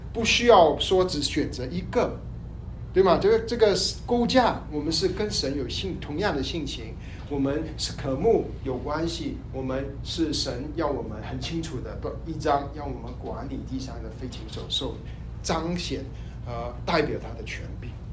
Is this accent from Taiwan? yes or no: no; Malaysia; 我是马来西亚的